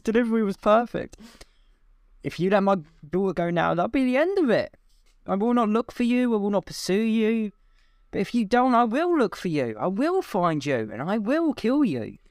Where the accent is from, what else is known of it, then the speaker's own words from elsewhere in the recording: United Kingdom; we're British